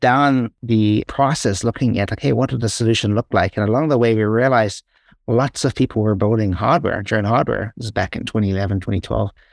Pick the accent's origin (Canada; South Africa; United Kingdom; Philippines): South Africa; moved away as an adult; also born or lived in Ireland; every time I went home to South Africa